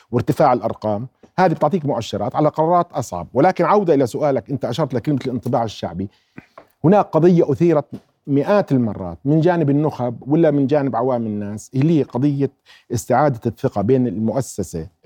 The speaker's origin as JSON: {"language": "Arabic", "country": "Jordan", "said": "احنا الموضه اللي صايره عندنا بالاردن"}